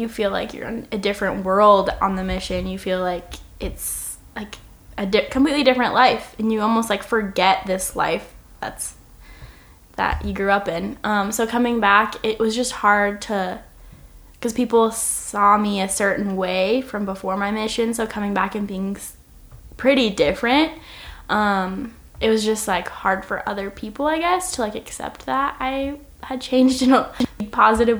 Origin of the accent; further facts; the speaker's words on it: Oregon, United States; I'm from Oregon